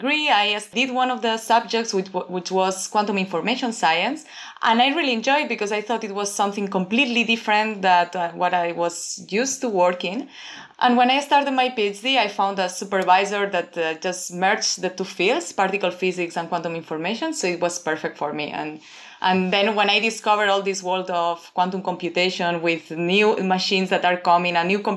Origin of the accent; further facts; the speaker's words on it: Barcelona, Catalonia, Spain; moved away as an adult; now in Toronto, Canada; I'm from Barcelona, from Spain, and I study physics there